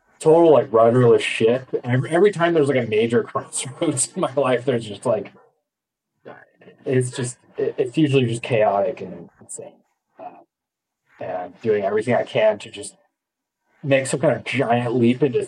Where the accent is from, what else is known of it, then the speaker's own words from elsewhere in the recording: Atascadero, California, United States; moved away as an adult; also born or lived in Boston / Spain; I'm from the San Luis Obispo area, but I grew up and went to high school in a town called Atascadero, which is like 10 minutes away